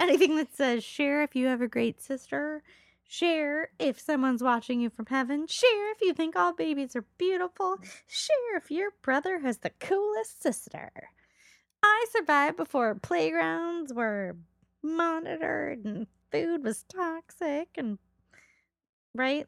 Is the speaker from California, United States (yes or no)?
yes; Los Angeles, California, United States; one of my friends that I grew up with in Los Angeles